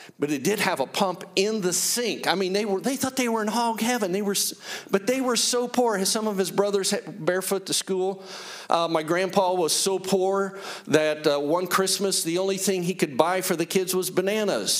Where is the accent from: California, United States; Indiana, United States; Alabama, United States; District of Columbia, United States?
Indiana, United States; Greenfield; we grew up in Greenfield, a community of about 10,000 people. I grew up beyond there, about 10 miles